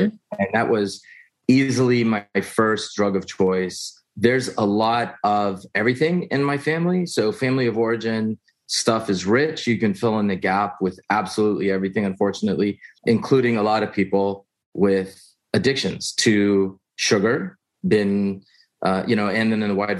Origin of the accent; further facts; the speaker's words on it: Houston, Texas, United States; I was born in Houston, Texas, middle child of three, you know, middle class